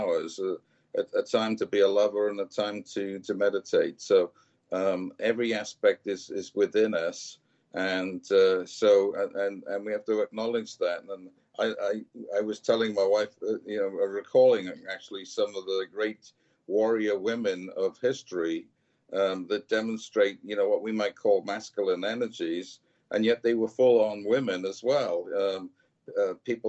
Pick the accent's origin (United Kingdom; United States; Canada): United Kingdom; Wales; I'm from Wales